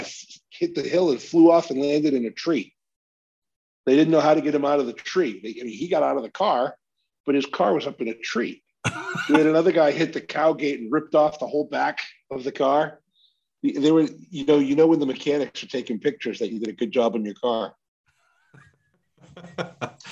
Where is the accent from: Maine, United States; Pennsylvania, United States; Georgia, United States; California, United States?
Maine, United States; where I grew up in Maine.